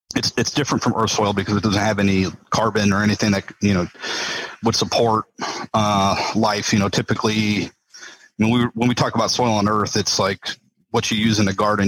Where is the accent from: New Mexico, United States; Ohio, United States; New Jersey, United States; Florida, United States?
New Mexico, United States; Las Cruces; now in Houston, United States; I was born and raised in Las Cruces, New Mexico